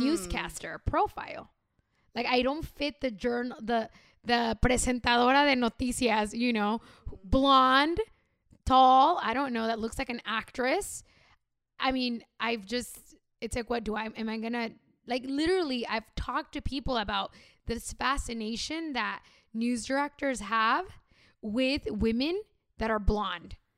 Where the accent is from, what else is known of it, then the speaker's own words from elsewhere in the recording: Los Angeles, California, United States; I was born in L